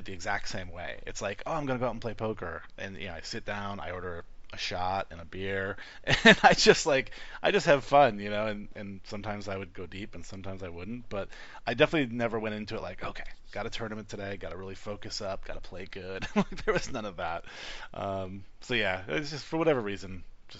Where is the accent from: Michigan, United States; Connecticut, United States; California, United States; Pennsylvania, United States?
Michigan, United States; Detroit; also born or lived in North Carolina; now in Las Vegas, United States; I come from Detroit, where Halloween is like a deadly holiday.